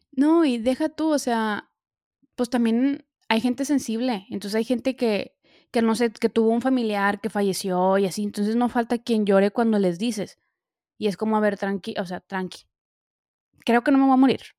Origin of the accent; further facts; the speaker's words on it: Monterrey, Nuevo León, Mexico; now in Milan, Italy; soy de México, bueno, ya saben, soy de Monterrey, pero pues vivo ahorita en Milán